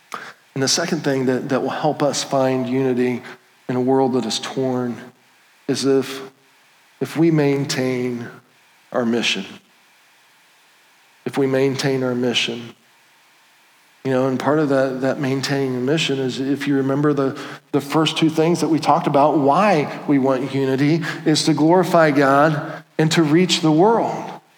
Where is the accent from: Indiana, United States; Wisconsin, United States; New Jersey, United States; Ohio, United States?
Indiana, United States; And it wasn't like, oh, I'm from Indiana, you guys are from California.